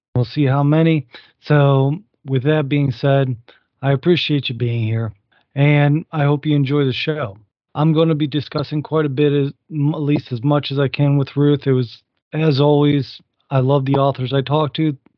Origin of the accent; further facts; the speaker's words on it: Northwest Ohio, United States; I grew up in Northwest Ohio